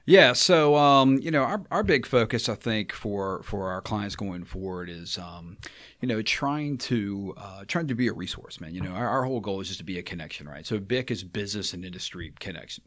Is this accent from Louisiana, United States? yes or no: yes; Baton Rouge, Louisiana, United States; I'm from Baton Rouge